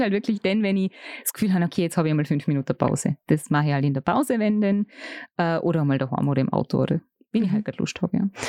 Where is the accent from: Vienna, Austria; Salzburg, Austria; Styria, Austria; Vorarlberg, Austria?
Vorarlberg, Austria; bei uns im Ländle